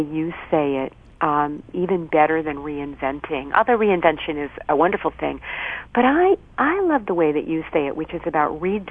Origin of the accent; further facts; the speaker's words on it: Boston, Massachusetts, United States; So I a lot of people are surprised when they hear me say that I'm from Boston, but indeed I am.